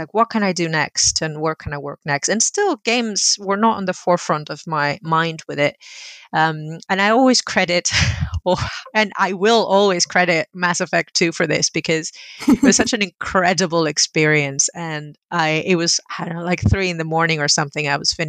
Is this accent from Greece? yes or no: yes; Greece; So when I was growing up in Greece in the 80s, video games were a very male hobby.